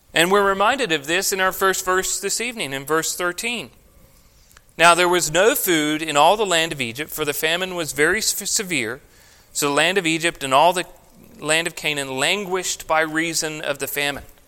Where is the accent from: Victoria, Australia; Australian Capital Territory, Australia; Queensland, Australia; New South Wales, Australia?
Victoria, Australia; growing up in Australia, I went through one of the most severe droughts